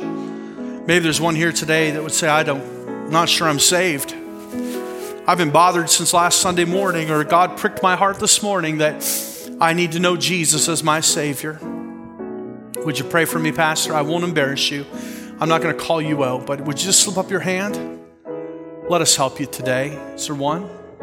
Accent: Canada; I'm Canadian

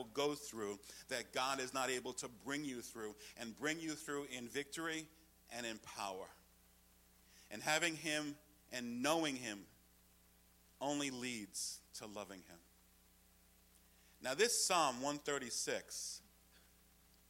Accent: New York, United States; I'm from New York

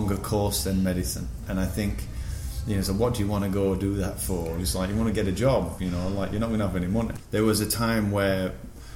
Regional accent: Sheffield, Yorkshire and the Humber, United Kingdom; moved away as an adult; also born or lived in Singapore / New York; I'm born and bred in Sheffield. Now I'm studying in Sheffield

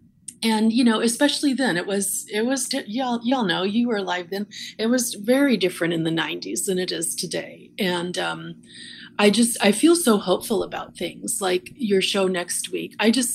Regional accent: Iowa, United States; also born or lived in Rochester, New York; now in Fort Worth, United States; Me, a little girl growing up in Iowa in the 60s and 70s

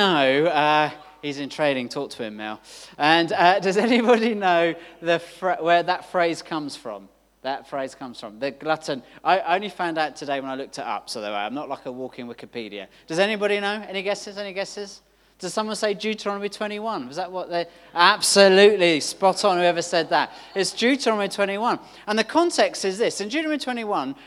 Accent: London, United Kingdom; I grew up in London

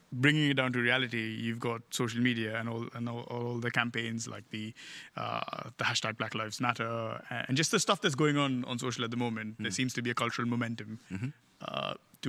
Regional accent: India

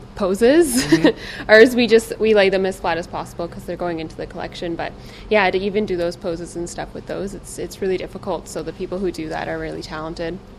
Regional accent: Ontario, Canada; moved away as an adult; now in British Columbia, Canada; I'm from Ontario, so then I moved out here

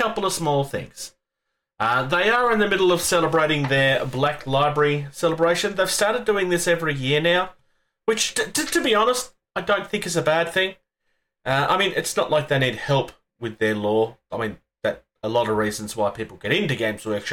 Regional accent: Australia; I'm from Australia

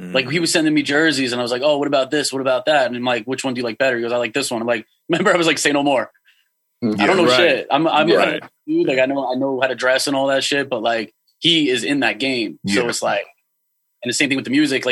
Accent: Long Island, New York, United States; I'm from Long Island.

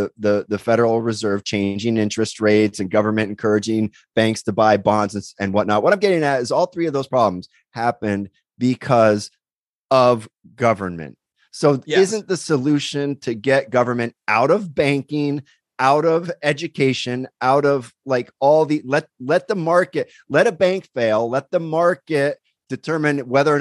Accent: Pennsylvania, United States; born or raised there; now in Torrance, United States

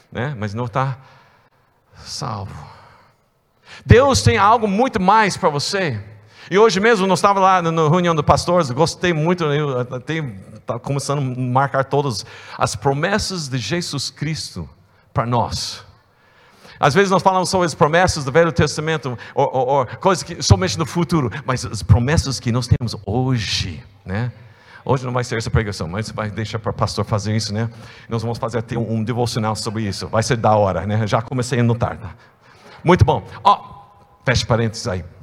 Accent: United States; É, eu sou estrangeiro duas vezes. É, eu, tenho, eu, tenho, eu sou americano né?

